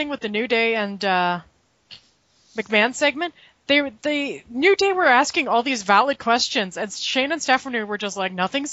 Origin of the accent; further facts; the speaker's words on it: Ontario, Canada; my hometown, literally, there's a 4,000-seat arena not 5 minutes away from me.